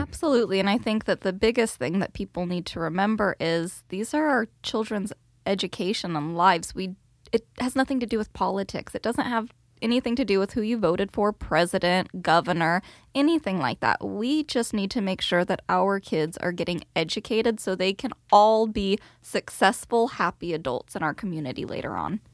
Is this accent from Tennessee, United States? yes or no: no; Bakersfield, California, United States; now in Sherwood, United States; I grew up in Bakersfield, California, all oil and agriculture down there.